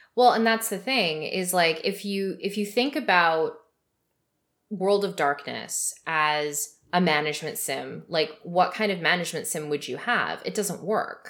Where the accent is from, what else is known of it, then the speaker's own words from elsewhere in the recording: Canada; also born or lived in Vancouver, British Columbia; I'm Canadian